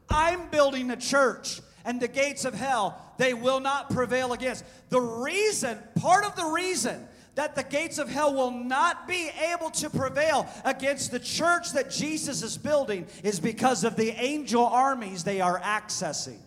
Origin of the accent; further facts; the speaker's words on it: Pekin, Illinois, United States; My hometown is Pekin, Illinois.